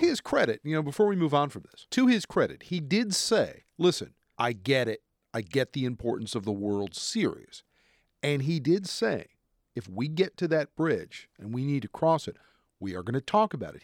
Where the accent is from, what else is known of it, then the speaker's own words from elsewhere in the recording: New Jersey, United States; now in Washington, D.C., United States; grew up in New Jersey. I'm originally from New Jersey.